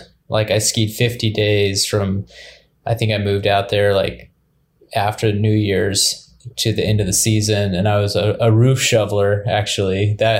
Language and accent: English; Indianapolis, Indiana, United States; I was born in Indianapolis and grew up there, actually.